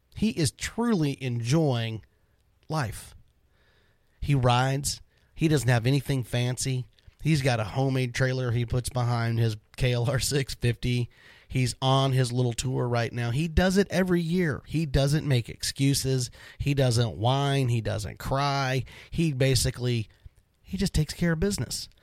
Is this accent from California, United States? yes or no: no; Florida, United States; now in Dallas-Fort Worth, United States; I grew up in Florida